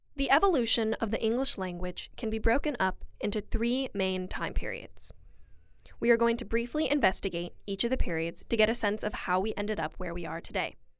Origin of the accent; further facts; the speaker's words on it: West Coast, United States; accent: general American with a touch of West Coast; both of us have a general American accent with a touch of West Coast influence.